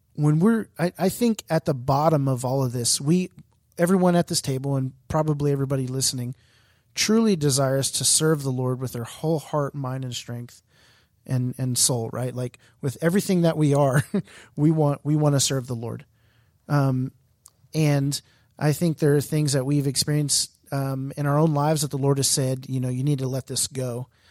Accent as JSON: {"language": "English", "town": "Houston", "region": "Texas", "country": "United States", "said": "I'm from Houston"}